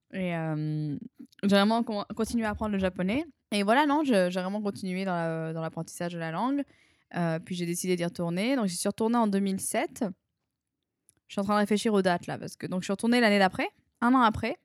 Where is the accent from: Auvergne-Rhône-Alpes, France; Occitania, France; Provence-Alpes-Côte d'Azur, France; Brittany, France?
Provence-Alpes-Côte d'Azur, France; Arles; moved away as an adult; also born or lived in Tokyo, Japan / New Caledonia / New York, United States; je suis une fille de province, hein, je suis née à Arles, euh, j'ai vécu toute ma vie dans le sud